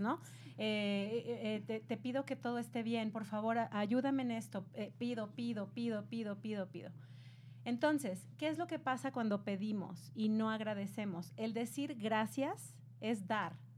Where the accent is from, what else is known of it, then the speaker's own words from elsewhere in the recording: Mexico; yo soy de México